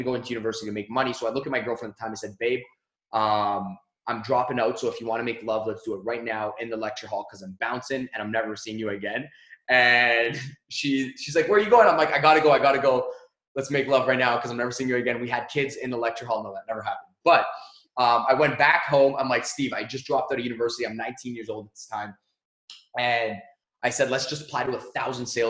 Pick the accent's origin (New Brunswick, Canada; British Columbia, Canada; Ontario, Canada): Ontario, Canada; Mississauga; I grew up in Canada, and I grew up in a small city called Mississauga